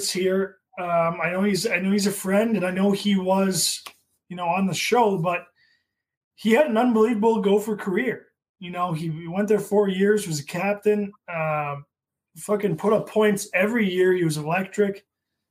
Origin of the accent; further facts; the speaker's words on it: East Grand Forks, Minnesota, United States; also born or lived in Ann Arbor; when I was growing up in East Grand Forks